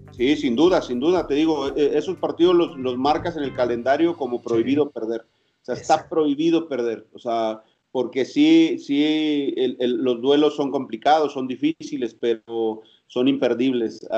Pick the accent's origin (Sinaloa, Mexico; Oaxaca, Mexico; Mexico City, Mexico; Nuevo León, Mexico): Oaxaca, Mexico; Estación Almoloya; mi pueblo se llama Estación Almoloya, Oaxaca